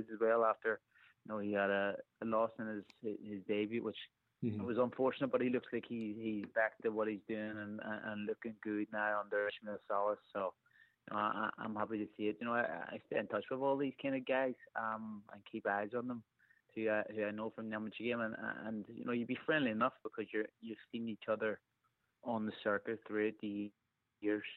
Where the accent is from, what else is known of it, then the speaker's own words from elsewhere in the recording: Ireland; Even being an Irish person